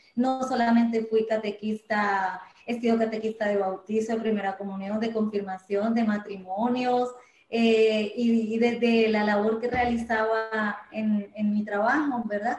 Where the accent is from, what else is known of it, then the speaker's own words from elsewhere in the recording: Medellín, Antioquia, Colombia; moved away as an adult; now in Puerto Rico; nací en Medellín, Colombia, pero vivo actualmente aquí hace 20 años